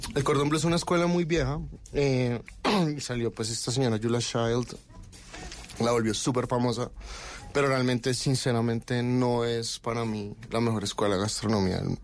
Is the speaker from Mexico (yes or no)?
no; Colombia; also born or lived in Barcelona, Spain / France / Denmark; Soy colombiano